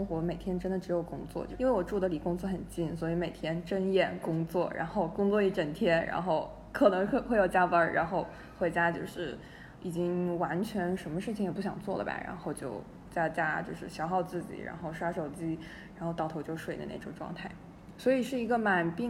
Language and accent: Chinese; Shandong, China; moved away as an adult; also born or lived in Beijing / United Kingdom; now in Dali, China; 我是山东人。